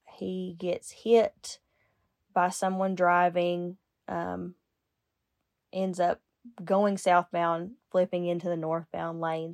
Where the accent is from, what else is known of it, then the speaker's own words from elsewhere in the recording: United States; I grew up in Lincoln County